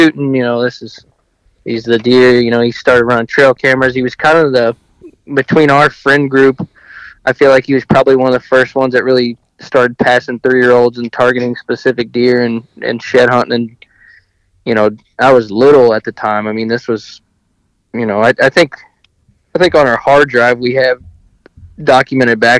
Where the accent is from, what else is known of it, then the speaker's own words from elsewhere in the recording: Missouri, United States; taking a job back in my hometown. I knew I wanted to be back here